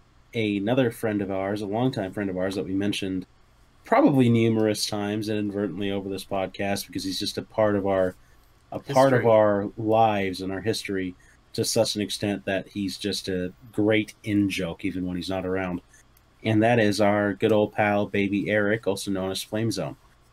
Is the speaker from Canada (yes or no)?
yes; Canada; accent: Canadian; It's Canadian.